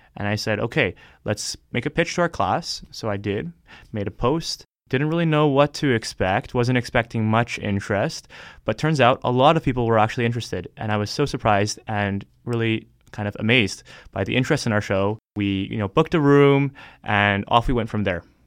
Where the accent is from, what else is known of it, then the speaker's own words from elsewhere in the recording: Toronto, Ontario, Canada; moved away as an adult; now in Hamilton, Canada; I grew up in Toronto